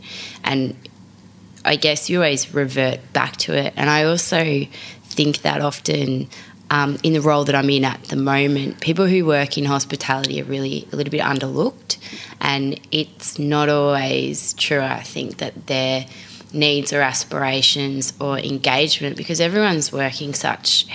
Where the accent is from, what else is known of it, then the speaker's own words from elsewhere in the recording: Frankston, Victoria, Australia; now in Sydney, Australia; I am a Melbourne girl, or really, let's be honest, I'm from Frankston.